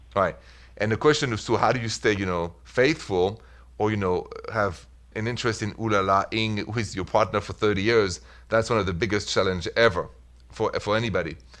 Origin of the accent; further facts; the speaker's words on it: Paris, Île-de-France, France; accent: French; English is a second language; moved away; the accent is French. I'm from Paris.